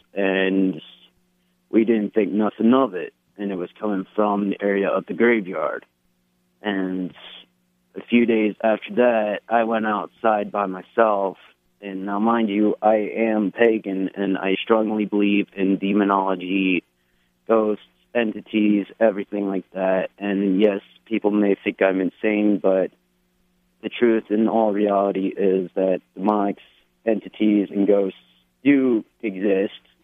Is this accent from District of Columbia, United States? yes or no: no; Cobleskill, New York, United States; my home state, Cobleskill, New York